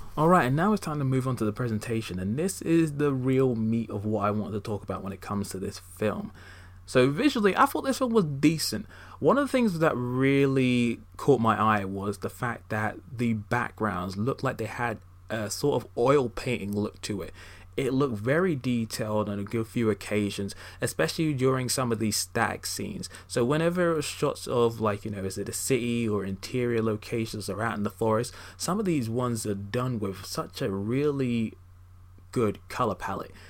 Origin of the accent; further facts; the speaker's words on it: United Kingdom; in the same cinema in my hometown